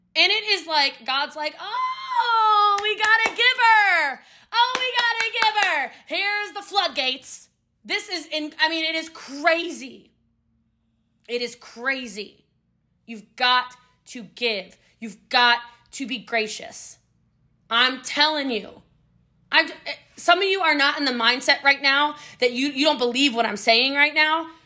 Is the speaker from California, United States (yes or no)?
no; Maryland, United States; I'm from Maryland